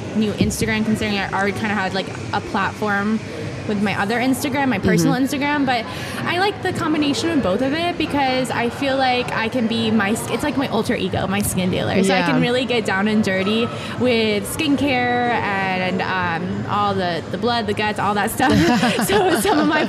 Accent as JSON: {"language": "English", "town": "Jupiter", "region": "Florida", "country": "United States", "tie": "born or raised there", "also_born_or_lived": "Boca Raton, Florida", "said": "I am from Boca, Florida, and I am born and raised in Florida, Jupiter, Florida"}